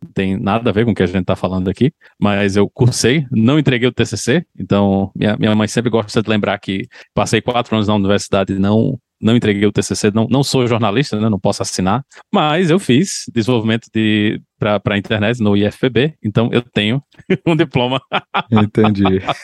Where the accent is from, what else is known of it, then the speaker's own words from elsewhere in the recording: João Pessoa, Paraíba, Brazil; moved away as an adult; Nasci em João Pessoa.